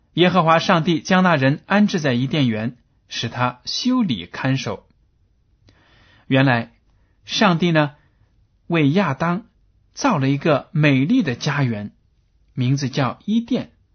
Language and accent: Chinese; China; 我们中国人